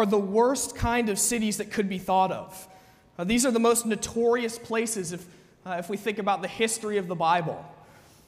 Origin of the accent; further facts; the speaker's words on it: United States; as an American person